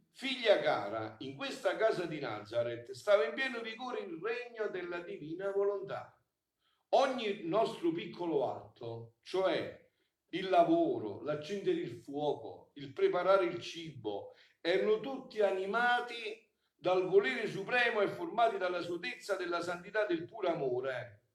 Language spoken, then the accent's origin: Italian; Sessano del Molise, Molise, Italy; un paese come Sessano, un paese dove sono nato io, il mio paese di nascita